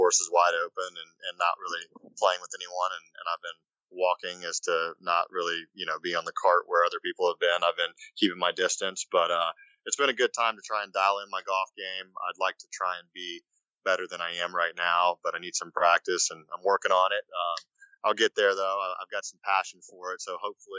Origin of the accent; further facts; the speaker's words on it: Shreveport, Louisiana, United States; I was born in Shreveport, Louisiana, which is only about a 5.5 hour drive to Memphis